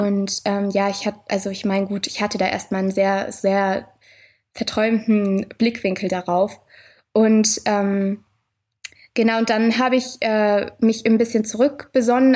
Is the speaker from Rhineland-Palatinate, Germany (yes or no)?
yes; Mainz, Rhineland-Palatinate, Germany; ich bin tatsächlich auch in Mainz geboren.